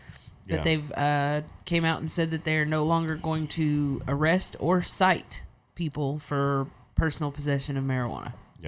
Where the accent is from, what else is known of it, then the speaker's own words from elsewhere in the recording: Oklahoma, United States; Okay, well, I'm from Oklahoma